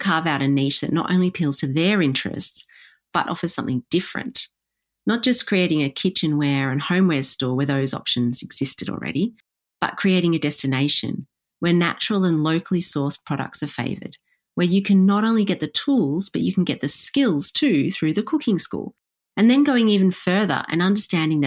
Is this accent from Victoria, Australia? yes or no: yes; Warragul, Victoria, Australia; my hometown of Warragul